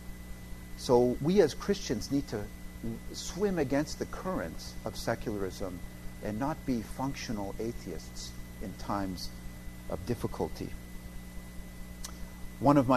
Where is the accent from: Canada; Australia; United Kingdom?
Canada; moved away; as a Canadian